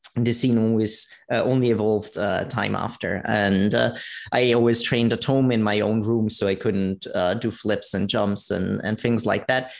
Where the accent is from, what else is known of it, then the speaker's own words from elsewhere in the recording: Italy; now in Vienna, Austria; I'm actually originally from Italy, live in Vienna